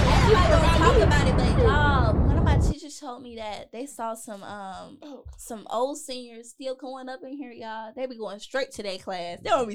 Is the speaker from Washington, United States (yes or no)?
no; Cobb County, Georgia, United States; I kind of grew up in Cobb County